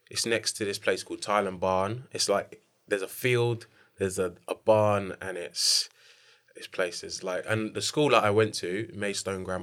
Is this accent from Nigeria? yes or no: yes; Nigeria; I'm Nigerian.